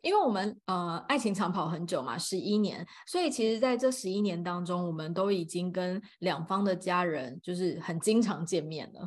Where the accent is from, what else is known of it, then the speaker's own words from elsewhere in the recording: Taipei, Taiwan; 我是台湾土生土长的